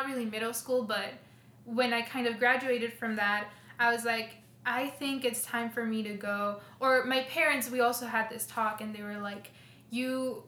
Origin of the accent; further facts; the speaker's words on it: Minnesota, United States; also born or lived in Guatemala; No, I was born here in Minnesota. So, and then when I was 5, we moved to Guatemala. And then I lived there for 6 to 7 years, and then I moved back here.